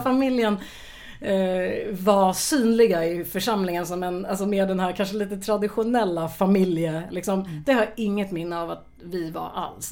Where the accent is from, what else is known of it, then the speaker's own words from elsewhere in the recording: Örebro, Örebro County, Sweden; jag är ju född och uppvuxen i Örebro